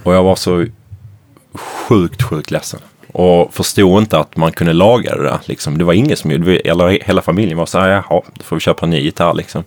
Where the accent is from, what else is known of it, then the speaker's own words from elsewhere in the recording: Malmö, Skåne, Sweden; I Malmö, i Limhamn där jag växte upp